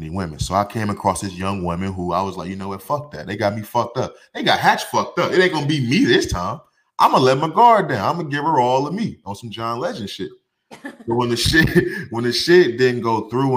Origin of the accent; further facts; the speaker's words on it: Midwest, United States; moved away as an adult; now in Arizona, United States; where I'm coming from the Midwest, from St. Louis, Chicago, Detroit